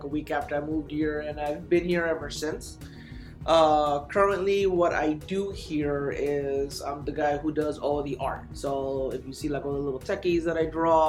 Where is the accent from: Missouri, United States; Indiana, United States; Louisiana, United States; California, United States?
California, United States; Bell; moved away as an adult; also born or lived in La Puente, California; now in San Antonio, United States; born and raised in California. I grew up in a city called Bell, which is up in Southeast Los Angeles